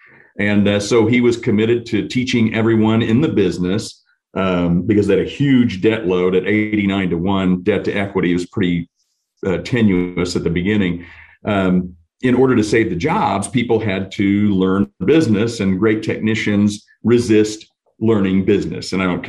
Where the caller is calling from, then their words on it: Springfield, Missouri, United States; Today I'm at, believe it or not, in Springfield, Missouri at the office.